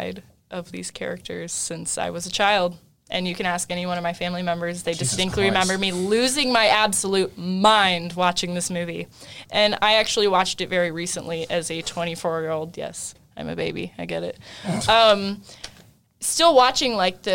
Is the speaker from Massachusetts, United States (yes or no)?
no; California, United States; moved away; I'm originally from California, and I have been here for a very long time, but California is very much in my blood